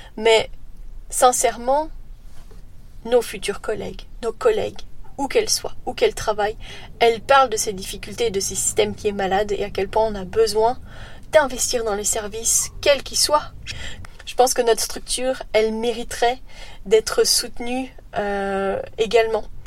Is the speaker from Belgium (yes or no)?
yes; Belgium; chez nous en Belgique